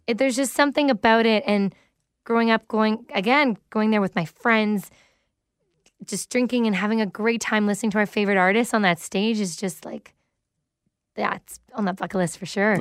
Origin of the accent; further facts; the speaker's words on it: Mississauga, Ontario, Canada; in Streetsville. which is, you know, the area I literally grew up